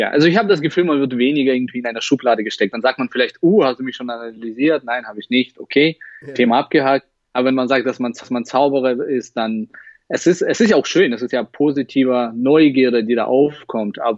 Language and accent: German; Russia; now in Halle, Germany; Äh, Russland. Ich komme aus Russland.